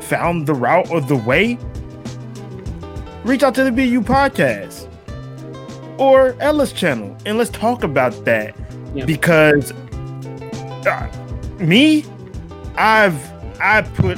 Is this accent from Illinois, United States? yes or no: yes; south suburbs of Chicago, Illinois, United States; moved away as an adult; now in Japan; just a guy from the south suburbs of Chicago that came to Japan